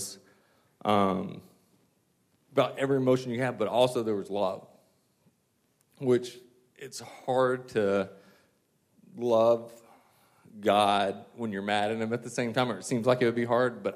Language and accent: English; Westminster, South Carolina, United States; I grew up near Clemson in Westminster, South Carolina, right outside